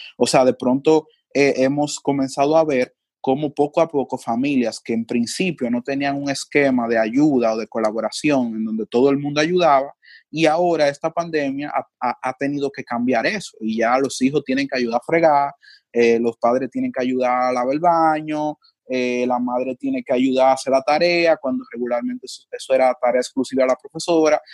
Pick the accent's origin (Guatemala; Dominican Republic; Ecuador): Dominican Republic; los rasgos que nos definen a nosotros como dominicanos